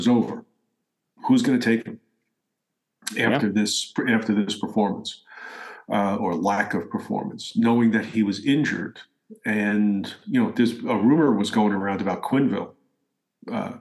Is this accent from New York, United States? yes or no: no; New Jersey, United States; It's my home state